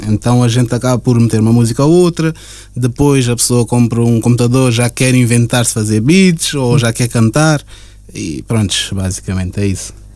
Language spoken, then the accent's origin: Portuguese; Portugal; also born or lived in Cape Verde; now in Luxembourg; eu nasci em Portugal, mas entretanto cheguei a viver em Cabo Verde também 4 anos. 4 uhum. a 5 anos, uh, na minha infância mesmo. Dos 4, salvei até os 8, 9 anos mais ou menos